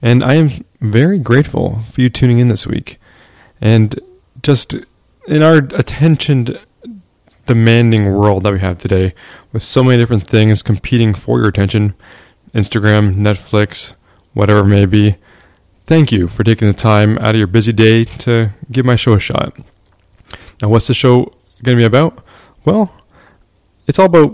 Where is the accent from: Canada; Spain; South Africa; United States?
Canada; I am from Canada